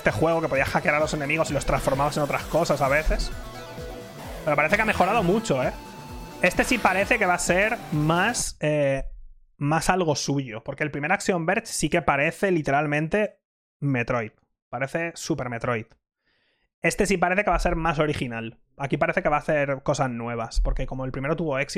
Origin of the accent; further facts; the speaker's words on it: Mallorca, Balearic Islands, Spain; No me sale barato ir a Japón porque soy de Mallorca, tío.